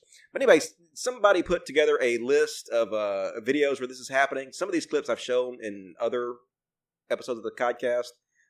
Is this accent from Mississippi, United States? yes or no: yes; Mississippi, United States; I'm from Mississippi, dude. I am where I came from.